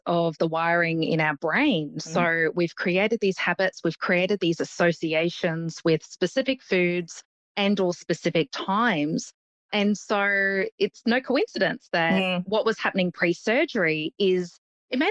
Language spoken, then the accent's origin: English; Brisbane, Queensland, Australia; I grew up in Brisbane